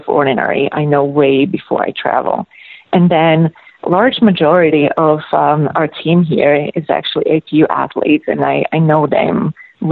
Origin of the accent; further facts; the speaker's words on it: Slovakia; moved away as an adult; also born or lived in Anchorage, Alaska / Seattle / Texas; now in Alaska, United States; I'm originally from Slovakia, and I spent 5 years on the Czechoslovakian national team, and I was actually recruited from a university back home in Slovakia